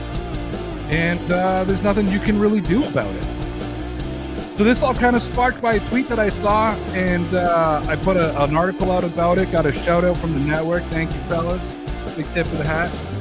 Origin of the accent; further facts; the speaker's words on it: Canada; now in Toronto, Canada; I'm Canadian